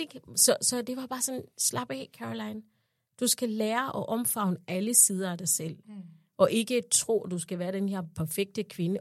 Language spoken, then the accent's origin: Danish; Uganda; moved away as an adult; now in Denmark; jeg kommer jo fra Uganda